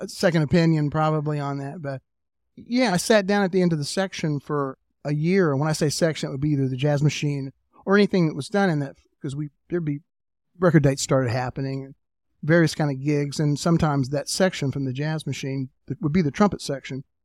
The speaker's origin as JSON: {"language": "English", "town": "Tullahoma", "region": "Tennessee", "country": "United States", "tie": "born or raised there", "said": "I'm from Tullahoma, Tennessee, which is about an hour and a half south of Nashville."}